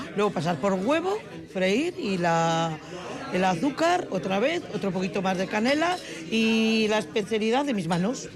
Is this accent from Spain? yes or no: yes; Galicia, Spain; also born or lived in Zaramaga, Vitoria-Gasteiz; now in Vitoria-Gasteiz, Spain; como buena gallega